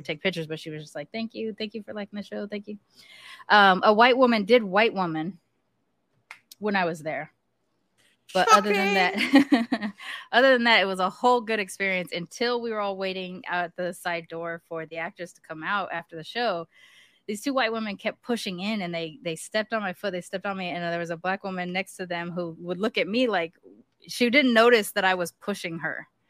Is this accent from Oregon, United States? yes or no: no; California, United States; I'm from California